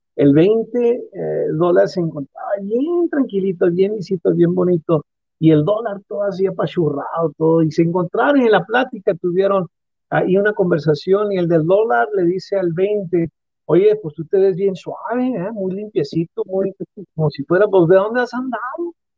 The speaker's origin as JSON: {"language": "Spanish", "country": "Mexico", "said": "como cultura mexicana"}